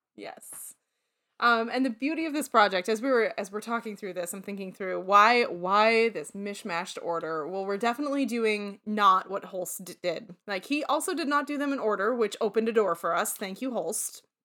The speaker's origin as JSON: {"language": "English", "town": "Syracuse", "region": "New York", "country": "United States", "also_born_or_lived": "Toledo, Ohio", "moved": "yes", "said": "I said, \"Syracuse.\""}